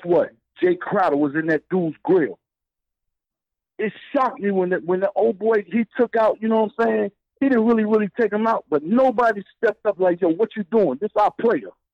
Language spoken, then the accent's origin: English; New York, United States; now in North Carolina, United States; I'm from New York. I'm down in North Carolina